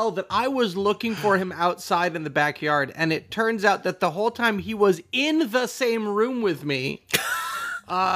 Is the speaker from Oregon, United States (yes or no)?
no; Boston, Massachusetts, United States; I'm from Boston